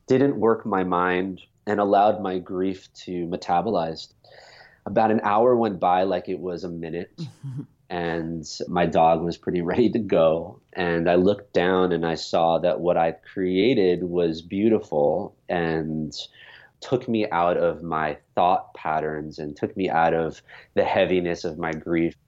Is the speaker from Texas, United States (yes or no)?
no; New York, United States; born or raised there